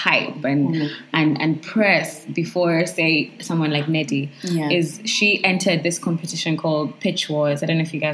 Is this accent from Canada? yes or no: no; Uganda; I'm from Uganda, and I'm a writer.